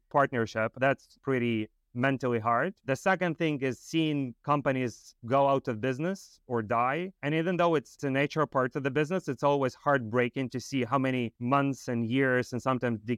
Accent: Moldova; moved away; I grew up in Moldova

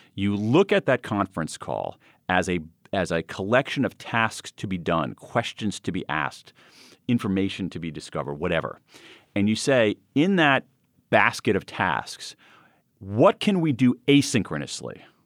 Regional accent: Central Ohio, United States; moved away; I grew up in Central Ohio

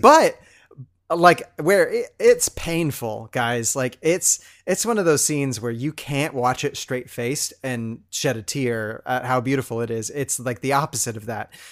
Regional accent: Pacific Northwest, United States; we're both from the Pacific Northwest

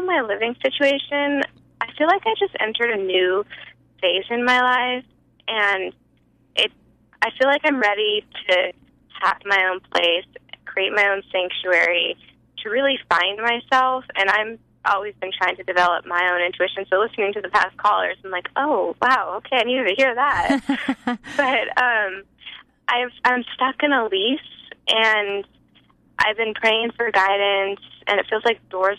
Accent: California, United States; I'm from California.

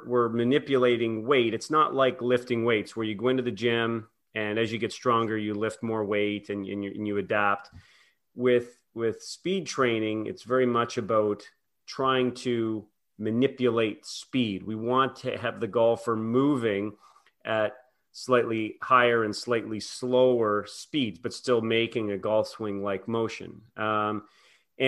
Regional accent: Prince Edward Island, Canada; I grew up in Prince Edward Island, Canada

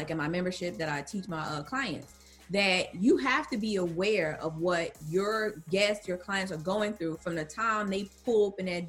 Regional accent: North New Jersey, United States; I'm born and raised in New Jersey, the streets of North New Jersey

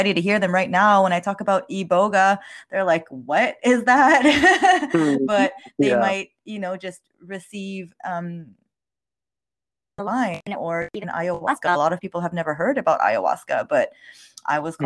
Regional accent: Montreal, Quebec, Canada; English is a second language; I was born in Montreal, Canada. So I'm French Canadian, and my parents are from the Middle East. So a little bit of cultural background there, growing up in a very French society, Quebecer society

